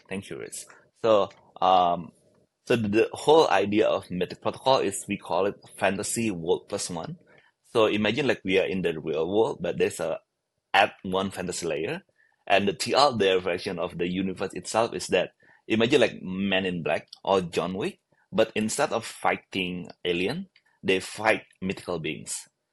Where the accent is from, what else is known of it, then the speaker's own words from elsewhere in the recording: Bali, Indonesia; I was born in Bali